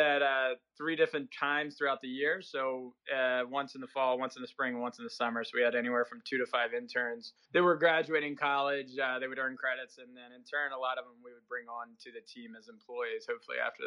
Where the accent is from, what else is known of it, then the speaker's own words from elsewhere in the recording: Southern Maryland, United States; I grew up in Southern Maryland